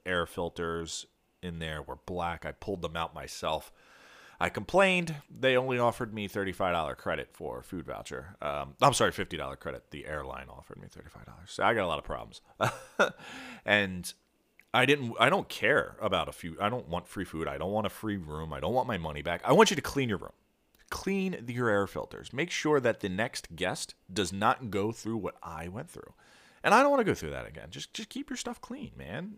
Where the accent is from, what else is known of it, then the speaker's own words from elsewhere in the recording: Philadelphia suburbs, southern New Jersey, United States; I grew up in Philadelphia, well, the Philadelphia suburbs. uh, in southern New Jersey. So across the river from Philadelphia